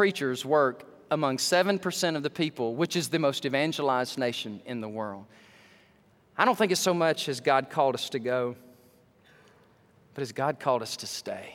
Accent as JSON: {"language": "English", "region": "Alabama", "country": "United States", "tie": "born or raised there", "moved": "yes", "said": "this guy is in my home state of Alabama"}